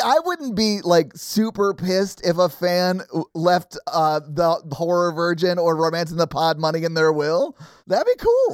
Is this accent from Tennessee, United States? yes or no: yes; Nashville, Tennessee, United States; growing up in Nashville, not liking country music